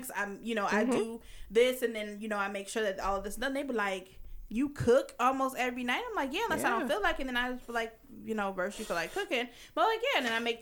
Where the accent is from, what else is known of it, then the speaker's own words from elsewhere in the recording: the South, United States; I grew up in the South